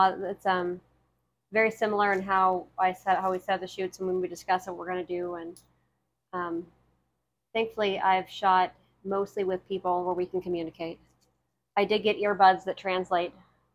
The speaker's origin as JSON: {"language": "English", "region": "Ohio", "country": "United States", "tie": "born or raised there", "accent": "Ohio", "said": "I feel like the Ohio accent is so plain. {S1} Mm. {S2} You know, because growing up here, it's a very flat accent."}